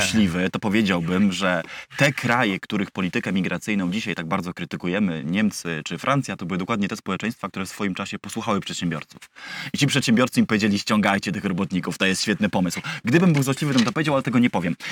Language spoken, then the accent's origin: Polish; Wrocław, Lower Silesian Voivodeship, Poland; ja jestem z, wiesz, z Wrocławia